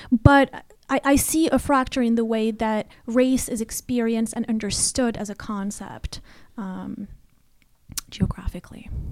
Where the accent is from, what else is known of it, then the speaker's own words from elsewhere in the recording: Rabat, Rabat-Salé-Kénitra, Morocco; moved away as an adult; now in United States; I was, uh, born and raised in Morocco, uh, in Rabat particularly